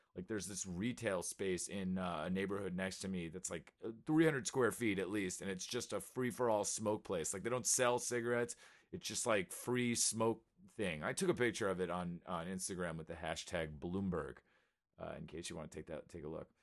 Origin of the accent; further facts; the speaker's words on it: New York, United States; I was from New York